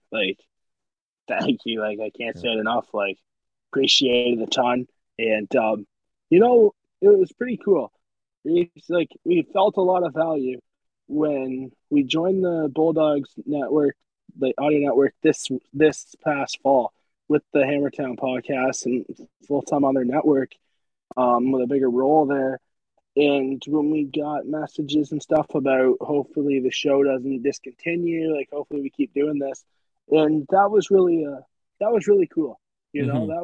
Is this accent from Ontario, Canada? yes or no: yes; Ontario, Canada; We're from Ontario